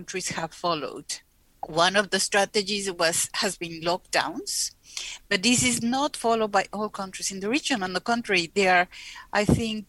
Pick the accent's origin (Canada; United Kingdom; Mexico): Mexico; moved away as an adult; now in Sweden; I come originally from Mexico, but I have been living in Sweden for the last 40 years